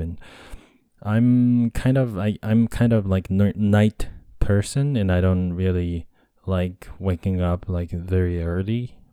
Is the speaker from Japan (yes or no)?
yes; Japan; English is a second language; also born or lived in United States; I'm a Japanese guy and English is my second language